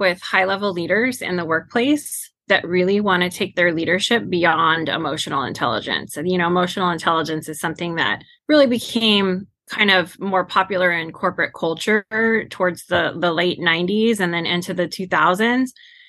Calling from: Clovis, California, United States; I am based out of Central California, a little town called Clovis.

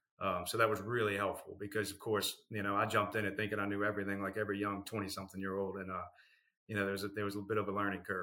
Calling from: New Orleans, Louisiana, United States; New Orleans.

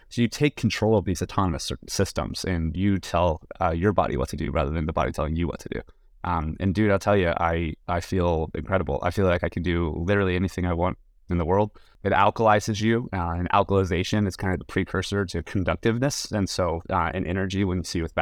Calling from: San Francisco, California, United States; And I'm currently in San Francisco, but I'm a little tired.

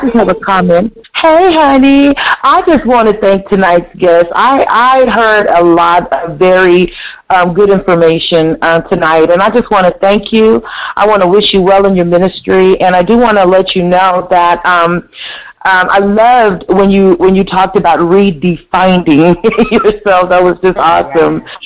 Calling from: Columbus, Ohio, United States; calling from Columbus, Ohio

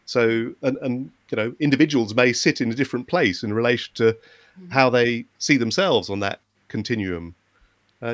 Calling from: Oxford, South East England, United Kingdom; here I'm talking from Oxford in the UK

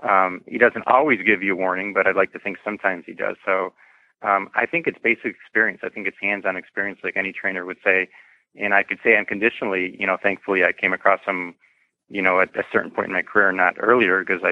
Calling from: Chicago, Illinois, United States; I am just outside the Chicago area in the suburbs of Chicago, about 30, 40 minutes north of Chicago.

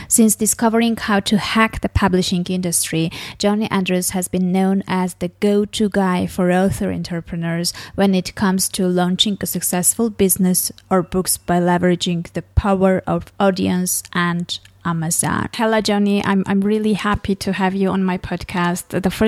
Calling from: Armenia; English is a second language; the success is based on the listeners whom I don't know, because I'm podcasting from Armenia.

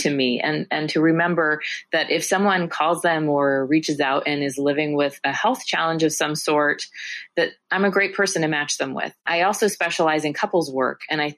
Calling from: San Francisco, California, United States; I'm joining you from San Francisco, California.

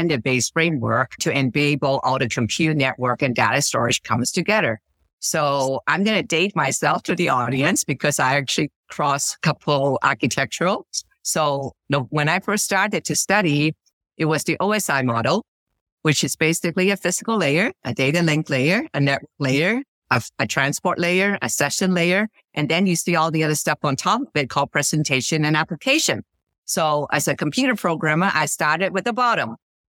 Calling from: Stanford, California, United States; I'm calling in from Stanford, California.

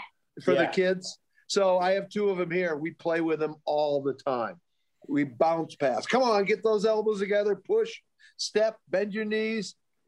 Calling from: Western Massachusetts, United States; I'm calling in from Western Mass.

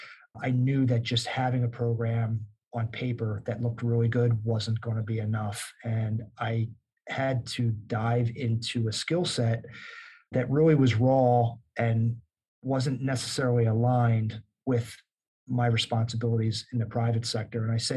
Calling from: Newark, New Jersey, United States; I'm in beautiful Newark, New Jersey, and my office overlooks a major highway that runs through the city

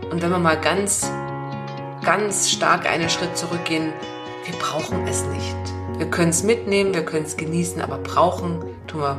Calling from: Munich, Bavaria, Germany; Ich bin aus München zugeschaltet.

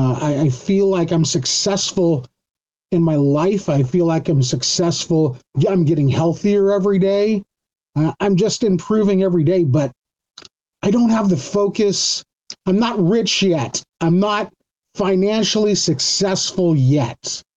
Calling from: Cyprus; I'm calling from Cyprus.

